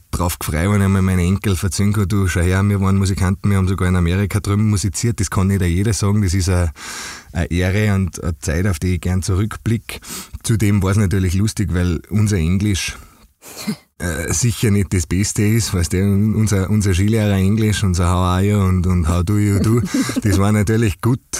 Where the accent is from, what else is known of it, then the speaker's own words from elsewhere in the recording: Austria; so wie es in Bayern und bei uns in Österreich eben der Brauch ist.